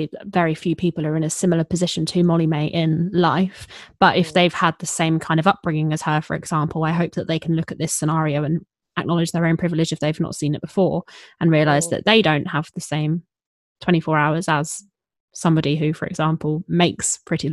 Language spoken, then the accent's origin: English; Hertfordshire, East of England, United Kingdom; I grew up in Hertfordshire